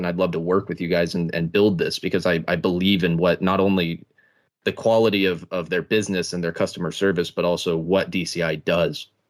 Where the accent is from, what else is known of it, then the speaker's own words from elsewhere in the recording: East Texas, United States; I'm from East Texas